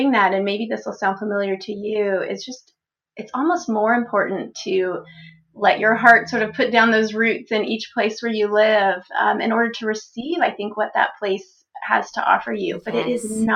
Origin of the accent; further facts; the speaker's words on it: Texas, United States; also born or lived in Florida; now in Pennsylvania, United States; I grew up in Texas